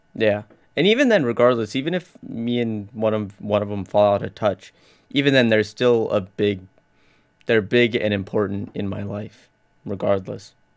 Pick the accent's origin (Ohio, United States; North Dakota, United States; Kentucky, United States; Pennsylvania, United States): North Dakota, United States; I'm from North Dakota, not London